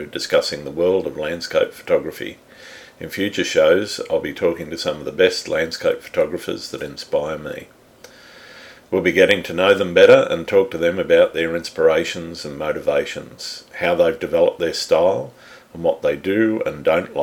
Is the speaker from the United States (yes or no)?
no; Sydney, New South Wales, Australia; I was born in Sydney too many years ago and I've lived here most of my life